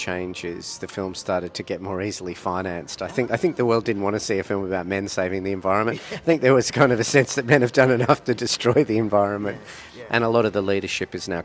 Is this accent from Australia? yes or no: yes; Blue Mountains, New South Wales, Australia; I grew up in the Blue Mountains and surrounded by bush